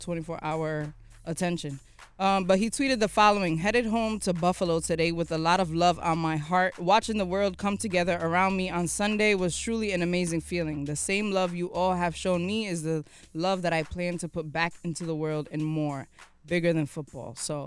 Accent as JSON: {"language": "English", "country": "Ghana", "said": "I am Ghanaian, so I will be going back home for sure."}